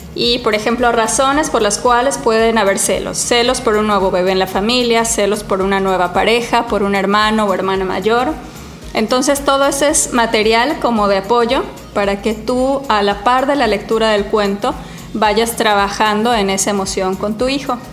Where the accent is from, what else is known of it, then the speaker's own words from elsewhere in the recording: Cancún, Quintana Roo, Mexico; moved away; Yo lo viví mucho creciendo en Cancún, ¿no? ¿De dónde soy? ¿De aquí o de allá?